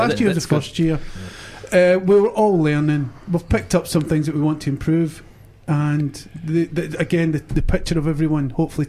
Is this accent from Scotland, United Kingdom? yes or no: yes; Glasgow, Scotland, United Kingdom; now in Dunedin, New Zealand; I grew up in Glasgow, in Glasgow Easter House, so we didn't have Kaylees.